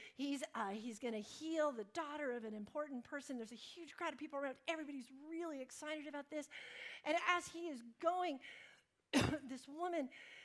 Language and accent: English; United States; Because I'm American and because I have all these degrees